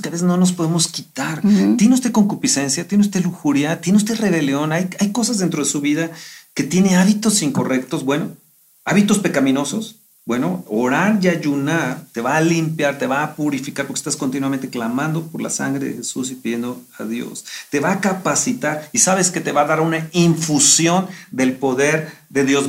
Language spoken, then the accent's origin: Spanish; Mexico